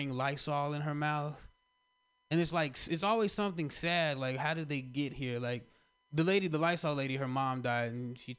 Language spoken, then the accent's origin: English; Kentucky, United States; I'm from Kentucky